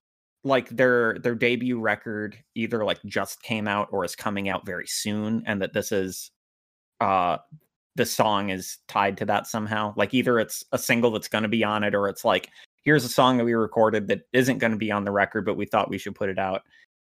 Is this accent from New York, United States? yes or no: no; Fredericksburg, Virginia, United States; I'm also from Fredericksburg, and it's this... Oh, like, yes, of course. It's this really small... it's a lot bigger now, but big by its own standards, and that I think it just crossed like 100,000 people maybe a decade ago, and it's maybe around 200,000 now